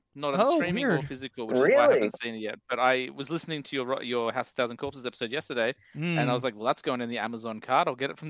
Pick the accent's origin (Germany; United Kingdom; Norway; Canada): United Kingdom; I'm British.